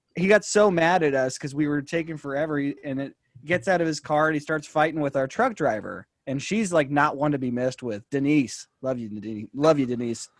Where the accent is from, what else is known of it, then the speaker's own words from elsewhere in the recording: San Jose, California, United States; also born or lived in Tennessee; I'm from San Jose, actually, but I had gone to study in Tennessee